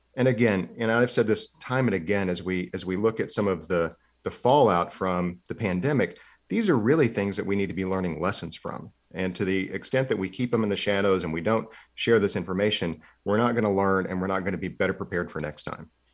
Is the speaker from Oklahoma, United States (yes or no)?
yes; Seminole, Oklahoma, United States; my hometown of Seminole